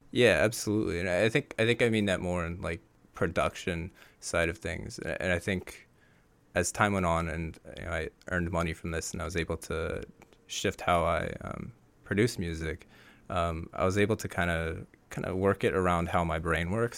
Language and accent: English; Bay Area, California, United States; I grew up actually in the Bay Area